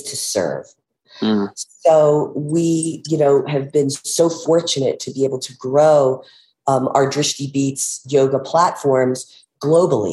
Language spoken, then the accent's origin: English; United States; born or raised there; now in Aspen, United States